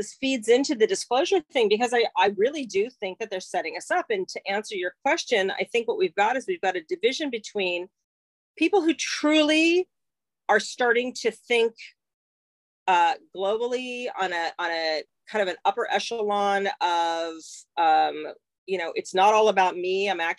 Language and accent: English; England, United Kingdom; But well, oh my God, we're all from England.